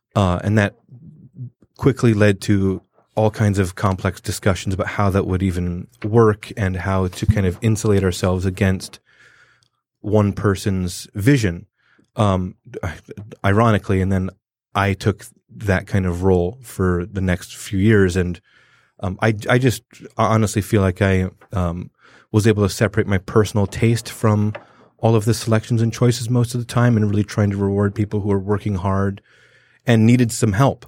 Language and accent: English; Southern California, United States; now in Detroit, United States; growing up in Southern California